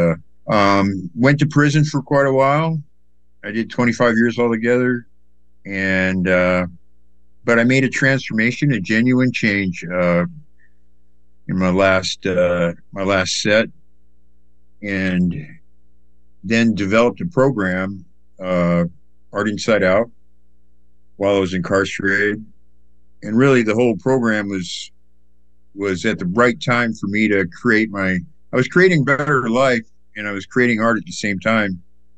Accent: Hawaii, United States; born there; also born or lived in New York; I was born in Hawaii, and I moved to New York, and you know, my parents moved, and then we went back to Hawaii.

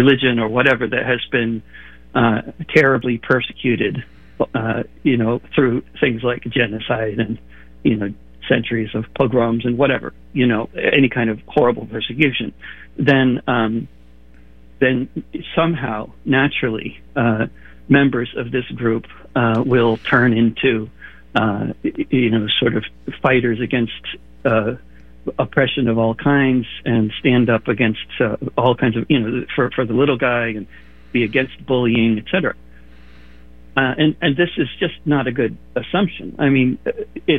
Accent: around New York, United States; growing up around New York

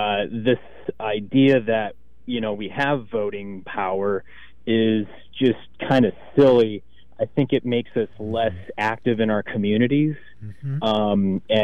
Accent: Arizona, United States; now in Oregon, United States; I came out to Oregon from Arizona, which Arizona had really, really bad voting laws.

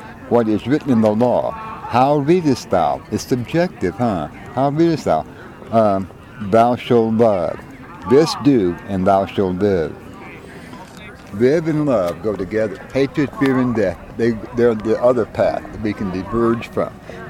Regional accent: Hawaii, United States; I'm Hawaiian. It's all set in nature, huh? It's different than America.

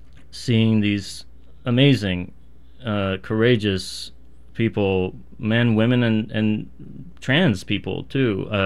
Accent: Pittsburgh, Pennsylvania, United States; also born or lived in Bay Area, United States / upstate New York, United States; Over the years, I grew up in Pittsburgh. I went to University of Pittsburgh for a couple years, then moved on along to Northern California, to the Bay Area, where I completed my education went to medical school.

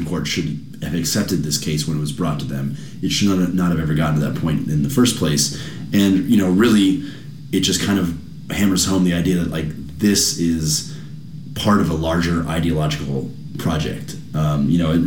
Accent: United States

